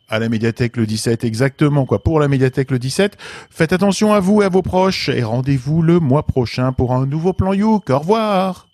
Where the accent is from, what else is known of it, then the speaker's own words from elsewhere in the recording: Lorraine, Grand Est, France; je suis lorrain